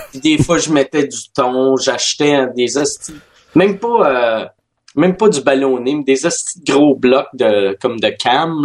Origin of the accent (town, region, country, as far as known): Quebec City, Quebec, Canada; born or raised there; first language French and English